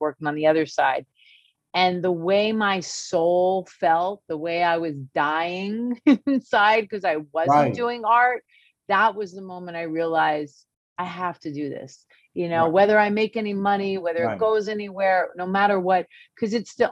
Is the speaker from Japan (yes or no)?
no; New Jersey, United States; moved away as an adult; also born or lived in California; we're from Jersey, but I was living in California